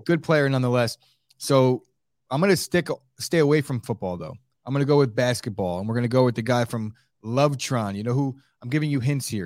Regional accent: Colonia, New Jersey, United States; am from Colonia

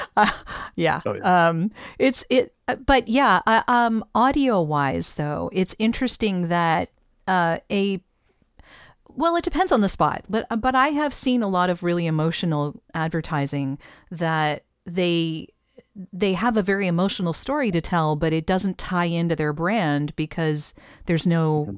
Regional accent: Canada; as a Canadian

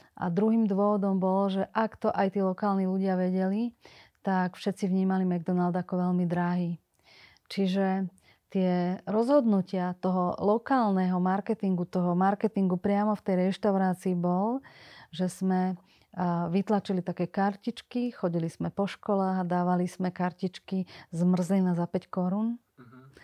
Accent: Slovakia; bola som prvá zo Slovenska, ktorá som išla študovať na Hamburger University do Chicaga

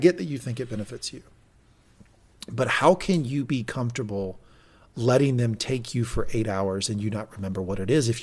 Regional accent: the South, United States; I'm from the South, and I'm like almost 40 now

